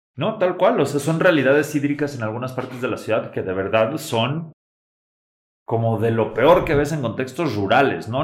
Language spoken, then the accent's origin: Spanish; Mexico City, Mexico; moved away as an adult; also born or lived in United States; yo soy de la Ciudad de México y yo estaba estudiando en Estados Unidos, pero con la intención de regresar a México.